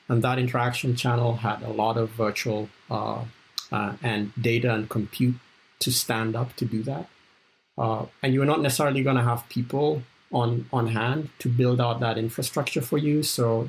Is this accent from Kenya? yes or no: yes; Kenya; also born or lived in South Africa; I grew up in Kenya and South Africa, and Formula One was one of those international events that I realized the whole world was watching every 2 weeks.